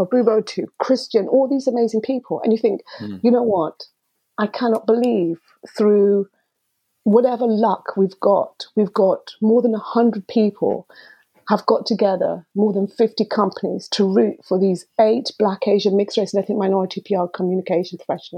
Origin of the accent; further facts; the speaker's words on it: Dar es Salaam, Tanzania; now in United Kingdom; I was born in Dar es Salaam, East Africa, and Tanzania, East Africa